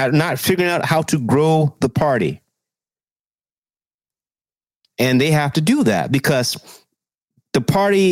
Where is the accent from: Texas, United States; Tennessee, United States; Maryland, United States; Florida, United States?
Texas, United States; Texas, my home state